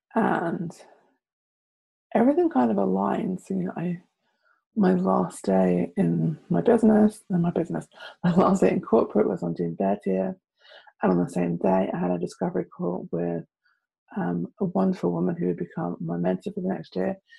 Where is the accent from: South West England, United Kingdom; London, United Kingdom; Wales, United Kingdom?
London, United Kingdom; I am from London.